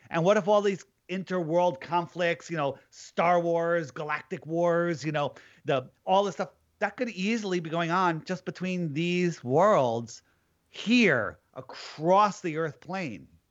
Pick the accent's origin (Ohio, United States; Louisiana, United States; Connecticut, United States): Connecticut, United States; I am from Connecticut